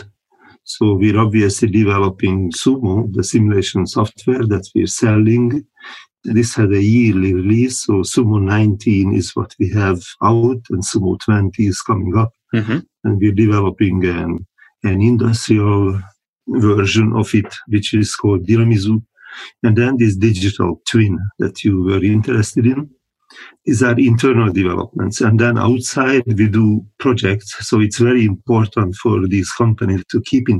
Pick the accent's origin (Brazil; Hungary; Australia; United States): Hungary; moved away as an adult; also born or lived in Canada / Bordeaux, France / Nyons, France; now in Sigale, France; I was born in Hungary and I worked for a research company there first